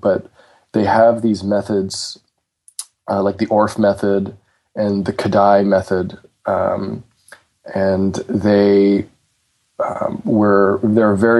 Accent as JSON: {"language": "English", "town": "Toronto", "region": "Ontario", "country": "Canada", "tie": "born or raised there", "said": "I am from Toronto, Canada, and when I was... I'm 33."}